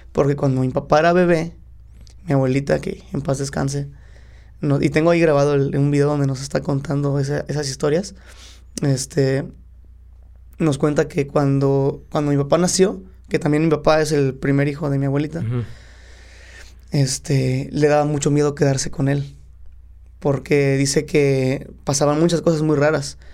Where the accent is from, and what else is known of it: Cuautla, Morelos, Mexico; born or raised there; also born or lived in Guadalajara, Jalisco